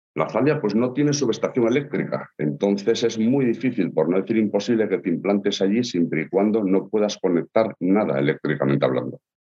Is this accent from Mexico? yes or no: no; Asturias, Spain; como asturianos que somos